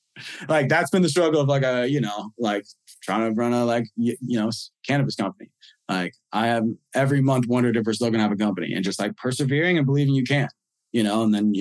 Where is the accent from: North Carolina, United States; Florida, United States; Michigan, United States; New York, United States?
New York, United States; We're in, you know, hopefully a couple different countries. You know, we're in my home state of New York, finally.